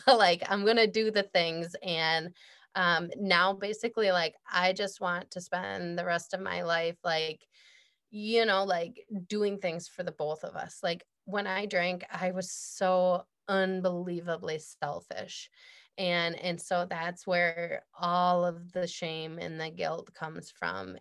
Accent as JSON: {"language": "English", "region": "Midwest", "country": "United States", "said": "I'm from the Midwest"}